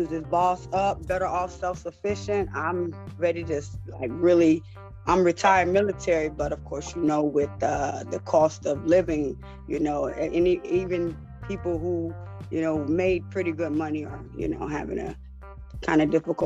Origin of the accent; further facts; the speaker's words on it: Florida, United States; moved away as an adult; also born or lived in Atlanta; now in Gwinnett County, United States; I'm from Florida, but I'm here in Atlanta. I moved here in 2016